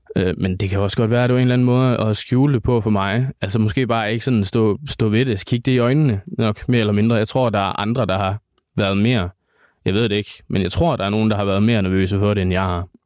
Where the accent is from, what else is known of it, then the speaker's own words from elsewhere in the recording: Vestbjerg, North Denmark Region, Denmark; moved away as an adult; now in Aalborg, Denmark; Jeg kommer fra Vestbjerg. Det er også der, hvor jeg kender Jonas fra